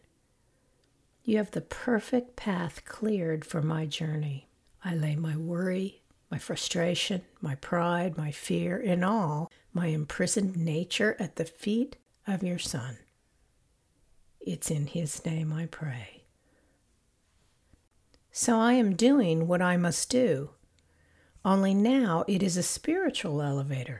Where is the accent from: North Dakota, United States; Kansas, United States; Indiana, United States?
Kansas, United States; Independence; moved away; I was born in Independence, Kansas.